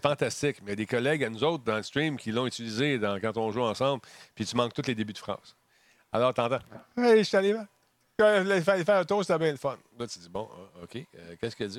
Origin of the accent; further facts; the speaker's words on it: Quebec, Canada; chez nous au Québec